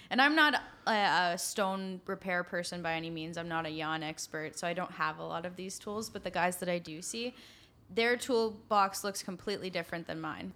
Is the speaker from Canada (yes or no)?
yes; Guelph, Ontario, Canada; I'm from Guelph